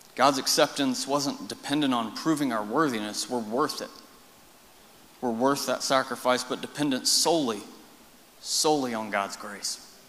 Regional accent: Marble Falls, Texas, United States; also born or lived in Austin, Texas; raised in Marble Falls

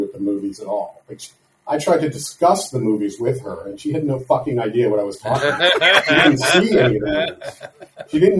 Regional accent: Canada; I'm Canadian

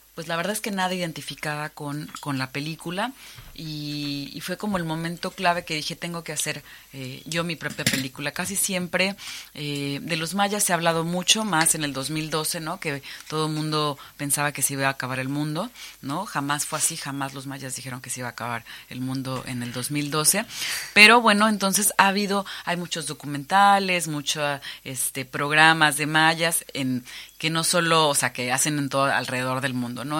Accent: Cancún, Quintana Roo, Mexico; Yo soy originaria de Cancún, es una zona maya, ¿no? Crecí visitando estos sitios arqueológicos

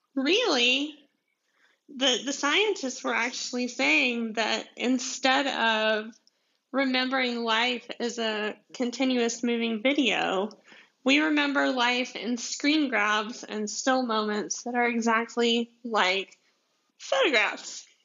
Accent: deep south Georgia, United States; accent: southern; my southern accent, which I'm from Georgia, like like deep south Georgia

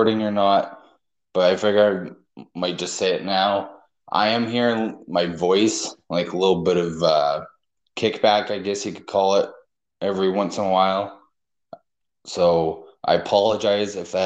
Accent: Canada; Me being Canadian

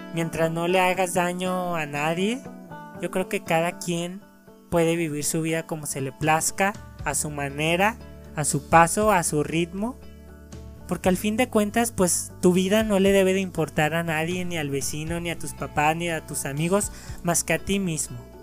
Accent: Mexico; en mi país

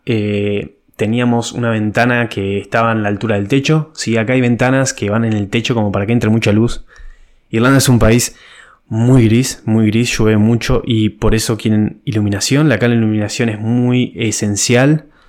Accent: Uruguay; moved away as an adult; now in Ireland; en mi país Uruguay

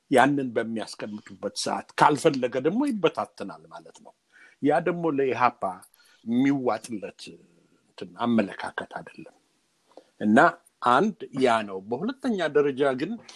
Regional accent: Gondar, Amhara, Ethiopia; moved away as an adult; ወዳደግኩበት አካባቢ አዘዞ ጎንደር አካባቢ ሂጄ ስለነበር የኖርኩባትን ያደግኩባትን ቤት ሁሉ ስላየሁት

